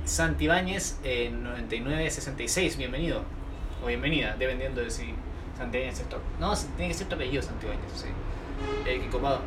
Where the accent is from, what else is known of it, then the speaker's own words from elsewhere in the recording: Chile; Soy chileno, de aquí en Chile